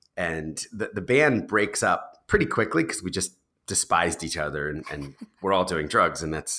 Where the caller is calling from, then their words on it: New York City, New York, United States; So I'm recording this from New York City. I live with my wife and two kids.